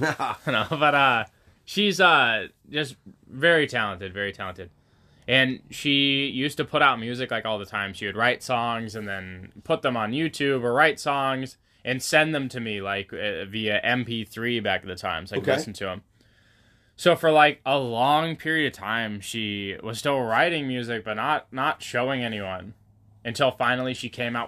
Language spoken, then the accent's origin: English; Waldport, Oregon, United States; You know, we're in Newport. We grew up in Walport.